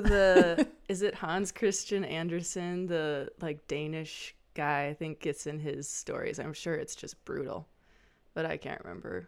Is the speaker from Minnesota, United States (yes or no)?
yes; Midwest, upper Mississippi River Valley, Minnesota, United States; I'm a Midwesterner and um, feel very loyal to the landscape of the upper Mississippi River Valley and have lived around this landscape my whole life